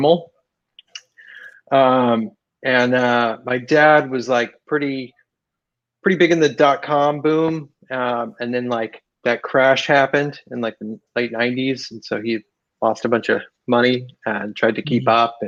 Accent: West Chester, Ohio, United States; moved away as an adult; now in Southern California, United States; I grew up in Cincinnati, Ohio. Right outside of Cincinnati, there's a town called Westchester. That's where I grew up

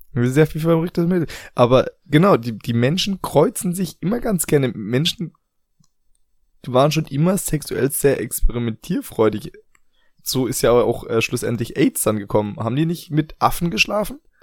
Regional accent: Germany; moved away; also born or lived in Asia; bei uns in Deutschland

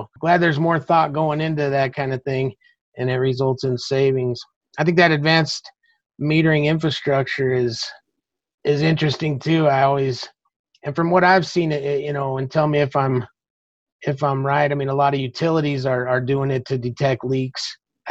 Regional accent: Alamosa, Colorado, United States; my hometown, Alamosa.

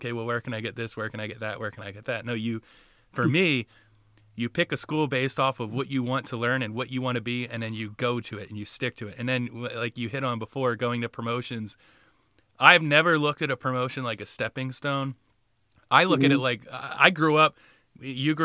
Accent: Riverside, New Jersey, United States; also born or lived in Bordentown, New Jersey; I grew up in Riverside and Bordentown, kind of near Trenton and outside of Philly

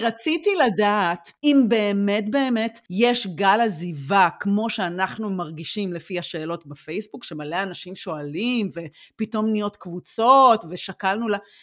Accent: Israel; now in Germany

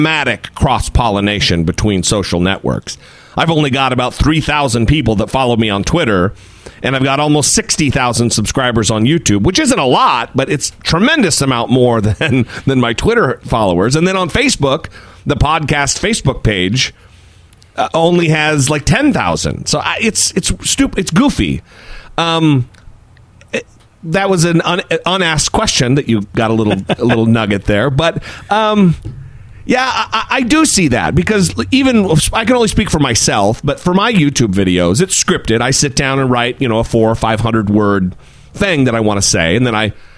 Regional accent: Idaho, United States; now in Orange County, United States; my home state of Idaho. I live in Orange County, California.

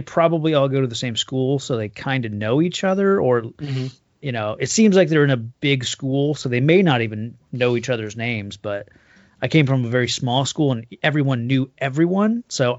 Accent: Indianapolis, Indiana, United States

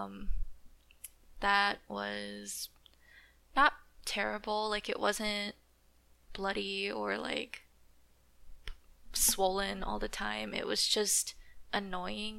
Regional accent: California, United States; I grew up in California.

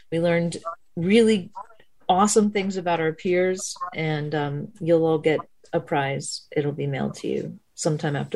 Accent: Phoenix, Arizona, United States; I'm from Phoenix

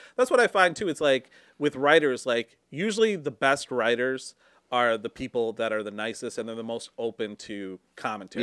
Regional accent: Michigan, United States; moved away as an adult; also born or lived in Seattle; I wanted to come back to Michigan

